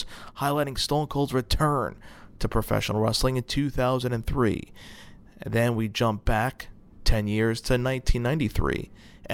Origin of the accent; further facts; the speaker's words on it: Brooklyn, New York, United States; in Brooklyn, my hometown